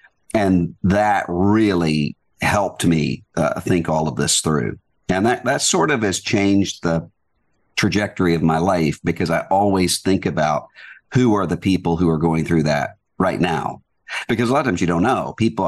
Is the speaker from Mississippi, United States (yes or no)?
yes; Biloxi, Mississippi, United States; Well, I grew up in a really good, close-knit church community, Southern Baptist Church, all of my life